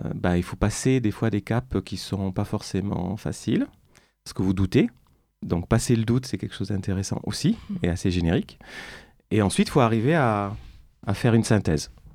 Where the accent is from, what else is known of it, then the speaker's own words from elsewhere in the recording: Bordeaux, Nouvelle-Aquitaine, France; moved away as an adult; also born or lived in Beijing; now in Paris, France; à Bordeaux, dans ma ville natale, qui me manque